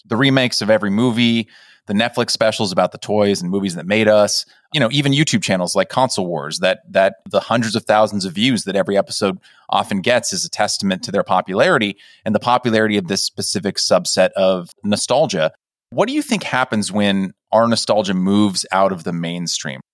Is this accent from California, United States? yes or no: yes; California, United States; I grew up in California